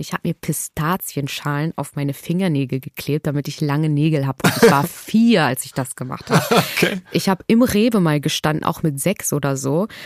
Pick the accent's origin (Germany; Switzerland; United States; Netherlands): Germany; Hamburg; born or raised there